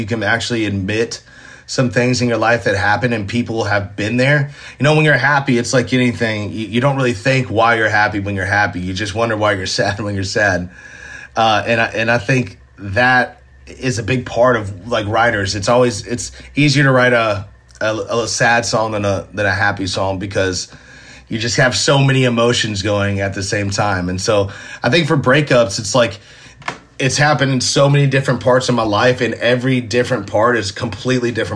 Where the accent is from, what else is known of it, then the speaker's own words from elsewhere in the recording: Nashville, Tennessee, United States; Being born and raised in Nashville, going to Ryman shows